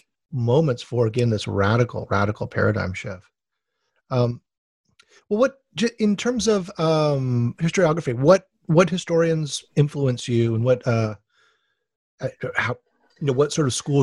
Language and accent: English; Hawaii, United States